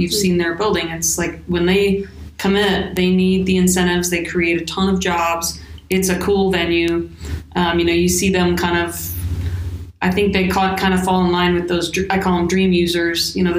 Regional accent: North Dakota, United States; moved away; So I grew up in North Dakota. That's where I was born and raised.

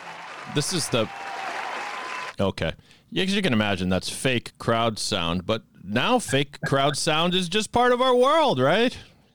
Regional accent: Sharon, Massachusetts, United States; I grew up in Sharon, and my folks had season tickets from when the stadium opened.

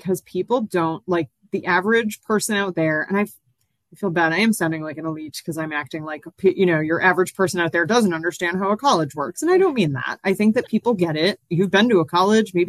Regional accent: Massachusetts, United States; I'm from Massachusetts originally

